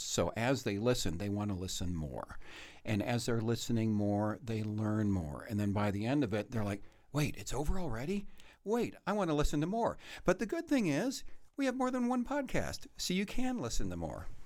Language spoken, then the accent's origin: English; Kankakee, Illinois, United States; also born or lived in Jacksonville, Illinois; now in Petersburg, United States; I was born and raised in Kankakee, a little bit north of here, but, uh, we moved down here in nineteen seventy-two, and I've been in the Central Illinois area ever since